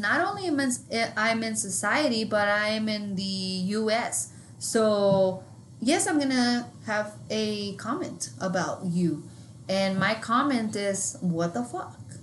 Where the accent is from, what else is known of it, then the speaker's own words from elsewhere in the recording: New Mexico, United States; we're from New Mexico and not New York